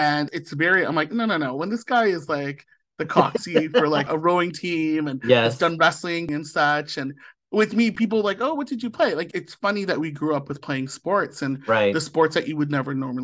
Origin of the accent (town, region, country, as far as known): St. Catharines, Ontario, Canada; born or raised there; moved away as an adult; now in Ottawa, Canada